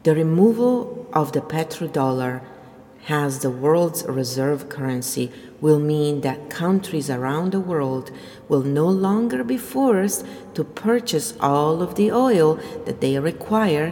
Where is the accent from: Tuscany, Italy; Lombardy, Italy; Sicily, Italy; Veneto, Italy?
Veneto, Italy; Verona; moved away; I'm Italian, and I'm nothing like the Romans. So, in fact, I'm not Roman at all. I'm from Verona